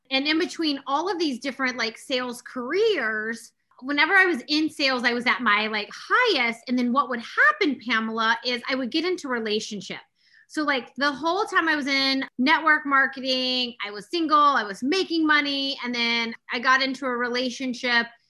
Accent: Austin, Texas, United States; I grew up in Austin, Texas

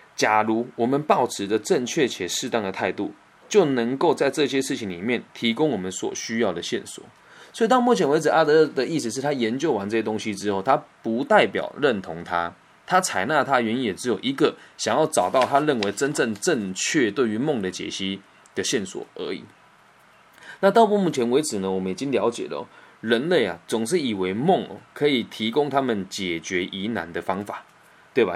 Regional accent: Puyan, Changhua County, Taiwan; moved away; 我的老家，在彰化浦盐一个小乡村里面

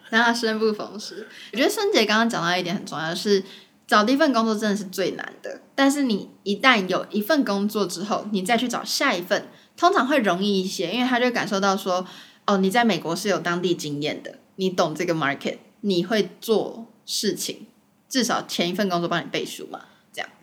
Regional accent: Taiwan; moved away as an adult; now in New York, United States; 像我自己在台湾的时候，我被教育的方式

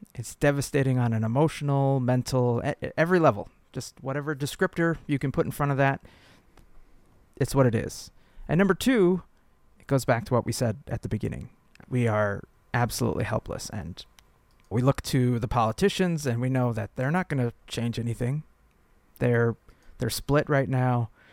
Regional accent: Lakeville, Minnesota, United States; We grew up in Lakeville, and there was a big Target, Great Land, and a Best Buy in Apple Valley

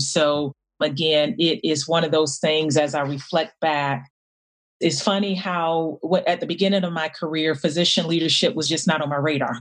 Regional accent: Miami, Florida, United States; I grew up in in Miami, Florida

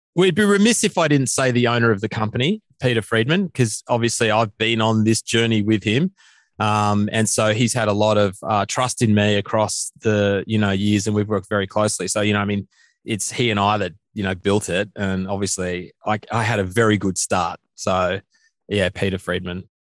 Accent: Australia; our country

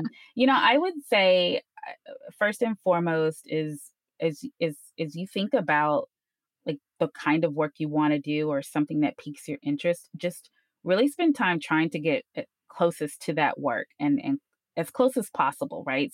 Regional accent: Houston, Texas, United States; also born or lived in Ames, Iowa; I'm from Houston, eh, born and bred here, you know, all throughout high school

